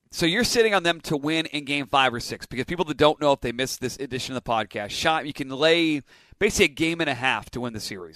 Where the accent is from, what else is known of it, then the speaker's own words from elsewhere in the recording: Nashua, New Hampshire, United States; I grew up on the Pheasantland Mall, which you're at right now